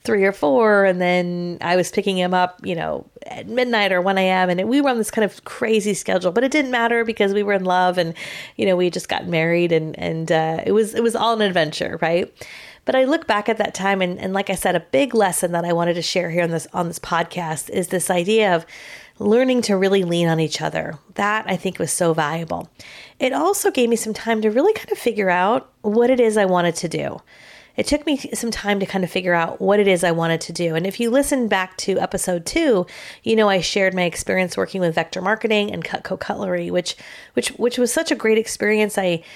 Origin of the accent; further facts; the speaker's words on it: California, United States; Now, we're both from California, as a lot of you know